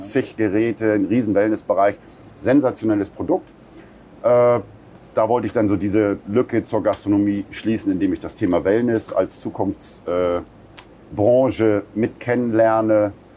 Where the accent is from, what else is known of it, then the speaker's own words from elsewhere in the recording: Buxtehude, Lower Saxony, Germany; moved away as an adult; Buxtehude haben wir uns nach über 20 Jahren äh, Weltenbummlerei äh, haben wir uns entschieden, weil das meine Heimatstadt ist